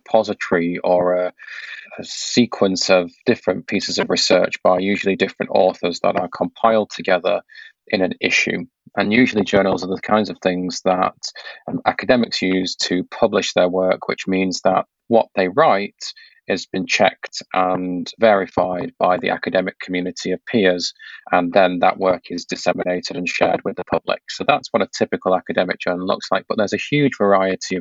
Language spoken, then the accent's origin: English; Manchester, North West England, United Kingdom; moved away as an adult; also born or lived in Oxford; now in London, United Kingdom; I grew up in Manchester